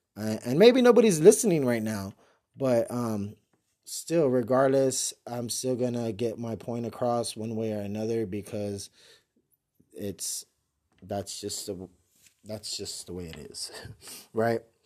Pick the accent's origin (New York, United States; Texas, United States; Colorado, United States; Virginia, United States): Texas, United States; San Antonio; born and raised in San Antonio, Texas